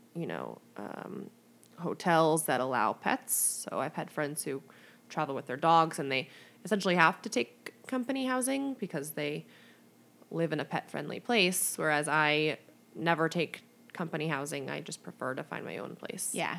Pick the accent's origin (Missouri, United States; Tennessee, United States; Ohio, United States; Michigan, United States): Missouri, United States; St. Louis; moved away as an adult; also born or lived in Chicago; I grew up in St. Louis, went to nursing school in Chicago, and then went back to St. Louis for my first job